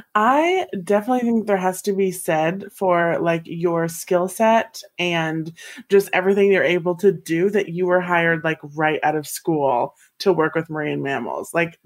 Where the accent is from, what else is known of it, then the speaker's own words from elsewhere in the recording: Seattle, Washington, United States; I grew up like in the Seattle, Washington area, right on the Puget Sound.